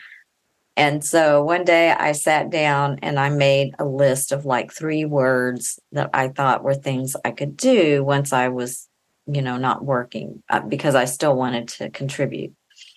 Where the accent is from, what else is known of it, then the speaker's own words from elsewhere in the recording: Austin, Texas, United States; I grew up in Austin, Texas. I still live there.